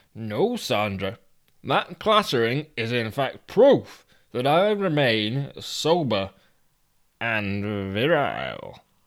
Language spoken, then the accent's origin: English; Abingdon, South East England, United Kingdom; in my hometown, the town of Abingdon, we go to the pub